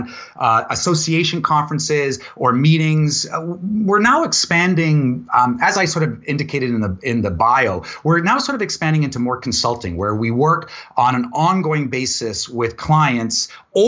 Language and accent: English; Vancouver, British Columbia, Canada; also born or lived in Ladner; I'm from Vancouver. So I was born and raised here, born in North Van and raised mostly in Ladner. So I consider myself a Vancouver boy